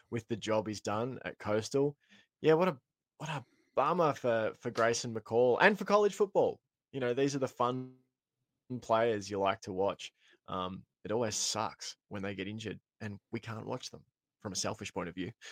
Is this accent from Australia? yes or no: yes; Australia; as an Aussie